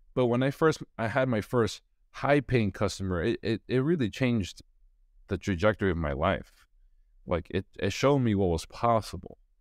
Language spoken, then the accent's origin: English; New York City, New York, United States; I grew up in Brooklyn, New York